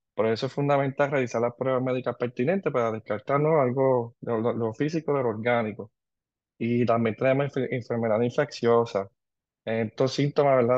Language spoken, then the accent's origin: Spanish; Ponce, Puerto Rico; also born or lived in Antigua; soy de Ponce, eh, egresado de la Universidad de Puerto Rico de Ponce